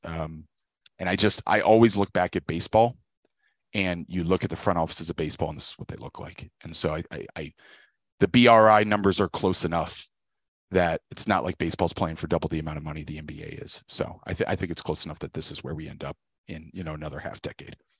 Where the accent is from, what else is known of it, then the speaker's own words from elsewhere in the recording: Richmond, Virginia, United States; I grew up in Richmond, Virginia